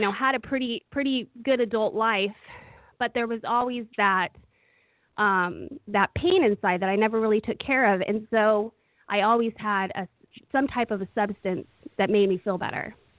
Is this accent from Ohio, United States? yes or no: no; Oakland, California, United States; I grew up in Oakland, California